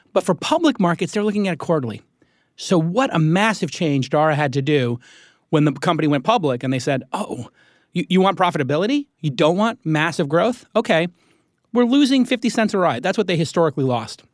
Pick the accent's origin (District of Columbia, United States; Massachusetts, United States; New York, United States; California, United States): New York, United States; I'm a New Yorker